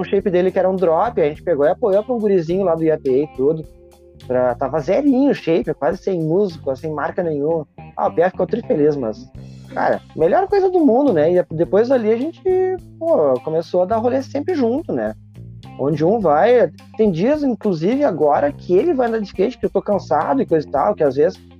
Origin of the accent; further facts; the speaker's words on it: Porto Alegre, Rio Grande do Sul, Brazil; no bairro onde eu cresci, no Santana, aqui em Porto Alegre